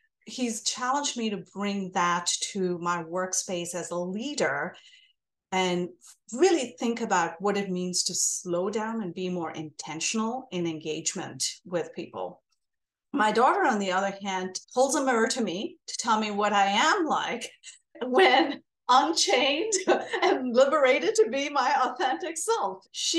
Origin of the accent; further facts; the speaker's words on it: India; moved away as an adult; now in United States; I'm Indian American. I grew up in India. I was born and raised there, came here for graduate school, and now I have stayed here for as many years as I have lived in India.